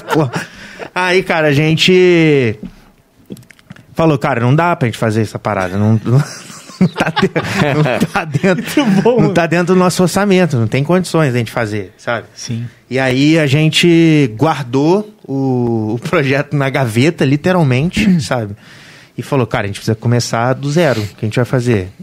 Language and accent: Portuguese; Volta Redonda, Rio de Janeiro, Brazil; eu sou de Volta Redonda, né, cara? Nascido e criado em Volta Redonda